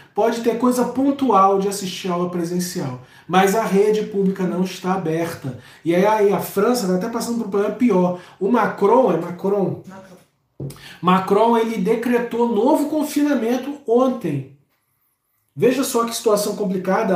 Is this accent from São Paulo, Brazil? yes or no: no; Rio de Janeiro, Brazil; eu sou de Madureira, eu sinto o cheiro de quem é de Madureira